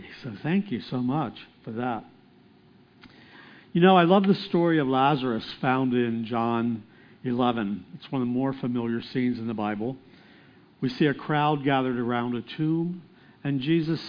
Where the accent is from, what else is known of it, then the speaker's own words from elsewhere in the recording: Lititz, Pennsylvania, United States; I grew up just outside of Lititz